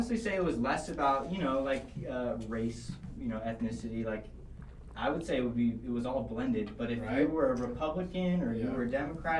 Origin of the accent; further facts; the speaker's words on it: Sacramento, California, United States; No, I'm from Sacramento too.